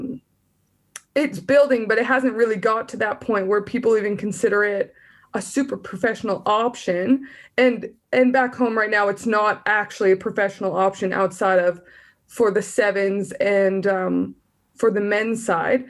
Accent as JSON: {"language": "English", "region": "southern Alberta", "country": "Canada", "tie": "born or raised there", "moved": "yes", "said": "I'm from Alberta, and southern Alberta"}